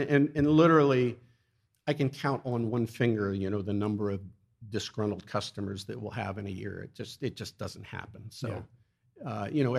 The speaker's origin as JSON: {"language": "English", "town": "Wilson", "region": "Pennsylvania", "country": "United States", "tie": "born or raised there", "also_born_or_lived": "Maryland", "moved": "as an adult", "lives_now": "Easton, United States", "said": "Born in 61, born and raised in Wilson, went to Wilson High, class of 79."}